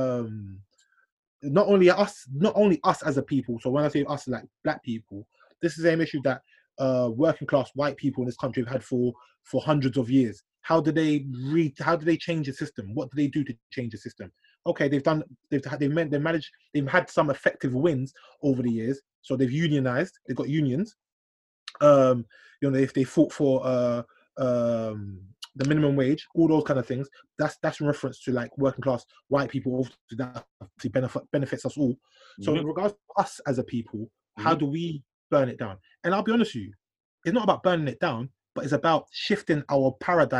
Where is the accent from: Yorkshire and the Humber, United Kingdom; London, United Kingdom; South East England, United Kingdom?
London, United Kingdom; Black Londoner